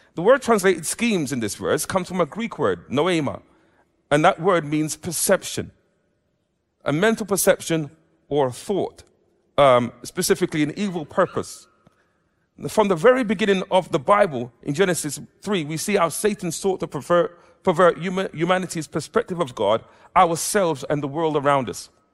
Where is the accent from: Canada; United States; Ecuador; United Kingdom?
United Kingdom; England; I'm an Englishman, I am, I've been brought up in an Afro-Caribbean background